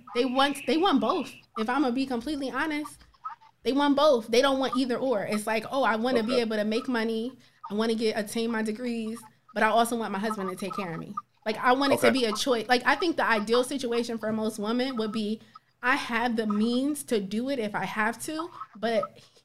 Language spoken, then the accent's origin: English; Plainfield, United States; We from the same area. I'm from Plainfield.